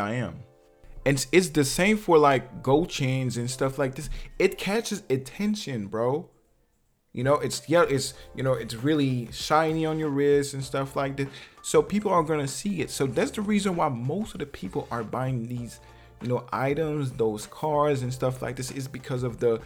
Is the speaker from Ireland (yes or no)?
no; Martinique; I'm from Martinique